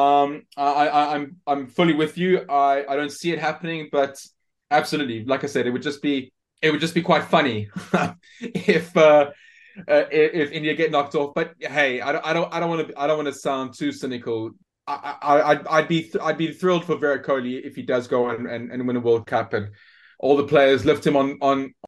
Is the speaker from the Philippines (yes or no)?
no; South Africa; as a South African